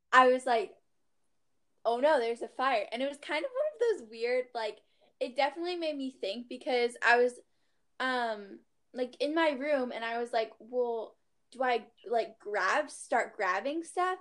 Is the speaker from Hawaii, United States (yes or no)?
yes; Maui, Hawaii, United States; I'm from Maui